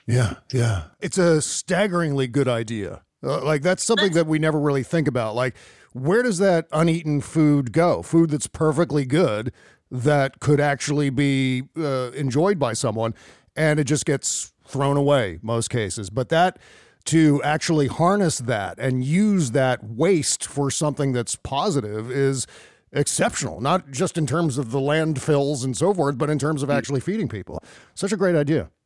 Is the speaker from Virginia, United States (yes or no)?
yes; Northern Virginia, United States; I was uh, born and raised in Northern Virginia